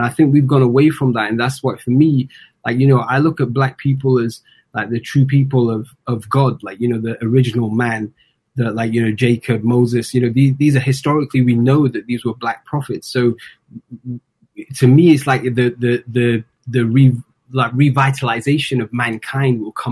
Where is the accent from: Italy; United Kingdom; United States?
United Kingdom; England; also born or lived in Kenya; now in Canada; I'm originally from England by way of Kenya.